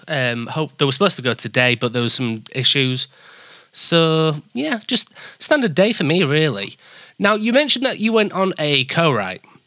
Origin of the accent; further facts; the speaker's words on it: Leeds, Yorkshire and the Humber, United Kingdom; now in York, United Kingdom; I'm from Leeds and I live in York